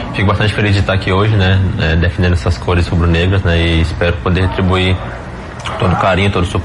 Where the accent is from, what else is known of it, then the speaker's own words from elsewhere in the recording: Santa Rita de Cássia, Bahia, Brazil; Sair do Nordeste para alcançar coisas grandes, né? E graças a Deus eu saí lá da Bahia, cidadezinha pequena, né? Da Santa Rede Cássia.